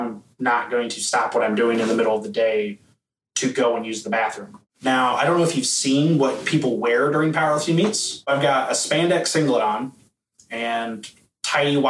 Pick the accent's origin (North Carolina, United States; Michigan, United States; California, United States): Michigan, United States; we are both from Michigan